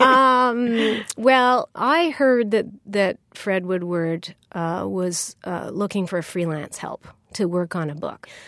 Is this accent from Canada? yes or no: yes; Canada; I'm, I'm Canadian